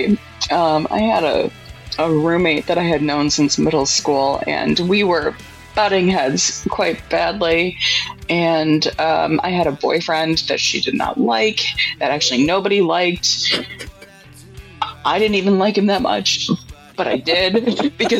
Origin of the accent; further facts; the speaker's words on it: Troy, New York, United States; I grew up in Troy